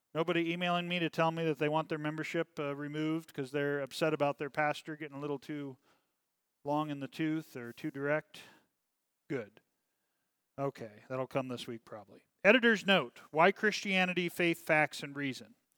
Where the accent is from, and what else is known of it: United States